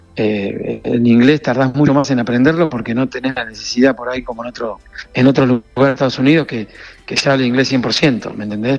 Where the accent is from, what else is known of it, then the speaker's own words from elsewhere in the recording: Corrientes, Argentina; moved away as an adult; also born or lived in Buenos Aires, Argentina / Miami, United States; now in United States; Yo en Argentina de los 18 años me fui a Buenos Aires desde Corrientes. Eh, yo nací igual en Buenos Aires, pero estuvimos terminé el secundario en Corrientes